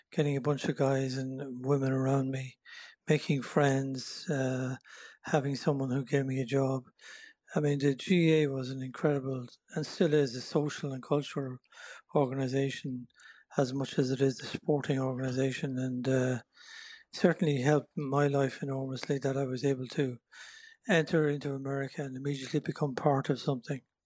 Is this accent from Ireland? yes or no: yes; Ireland; born or raised there; moved away as an adult; also born or lived in Thurles / Drogheda; now in United States